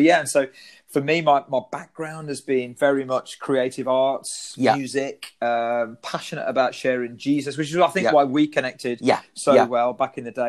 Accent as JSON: {"language": "English", "area": "Black Country", "region": "West Midlands", "country": "United Kingdom", "tie": "born or raised there", "said": "I'm a local boy. I'm from the Black Country area, I've lived here all my life, loved the area. Brought up in the Salvation Army. My parents were not Christians, but became Christians as teenagers, brought us up in the Salvation Army."}